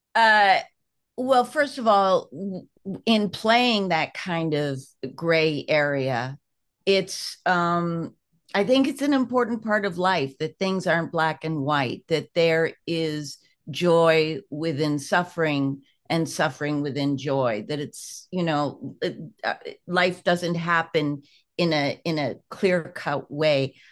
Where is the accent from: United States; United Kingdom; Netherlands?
United States; I'm an American